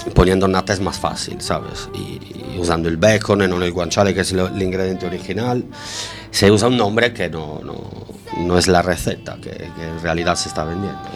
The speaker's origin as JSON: {"language": "Spanish", "region": "Sardinia", "country": "Italy", "tie": "born or raised there", "second_language": "Spanish", "moved": "as an adult", "lives_now": "A Coruña, Spain", "said": "Nací en Sardeña, en la isla de Sardegna, la más bonita del mundo."}